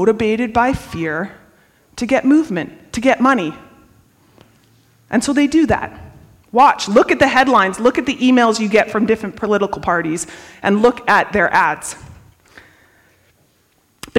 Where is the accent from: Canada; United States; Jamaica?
Canada; we're Canadian